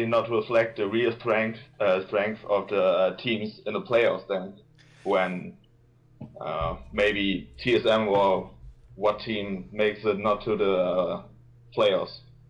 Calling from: Germany; I'm calling from Germany.

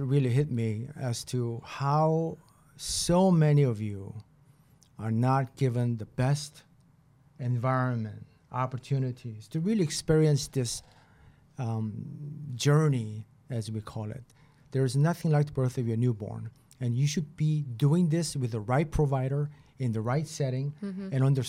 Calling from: Boston, Massachusetts, United States; I mean, I'm talking from Boston.

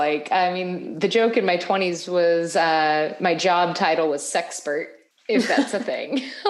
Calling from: North Carolina, United States; Dude, I am joining you from North Carolina, actually up closer to the Virginia border, but not long will I be here.

